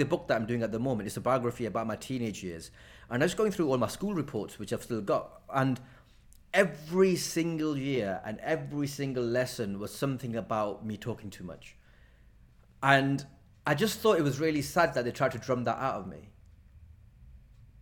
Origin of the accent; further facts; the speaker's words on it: Blackburn, North West England, United Kingdom; growing up in Blackburn was great.